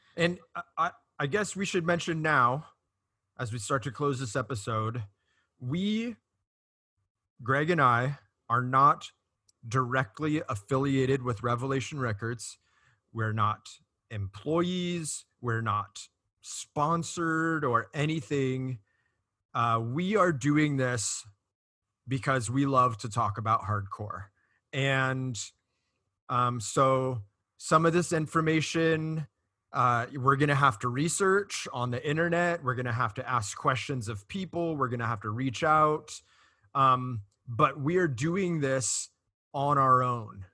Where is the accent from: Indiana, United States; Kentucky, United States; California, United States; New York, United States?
California, United States; Costa Mesa; I grew up in Costa Mesa, which borders Huntington Beach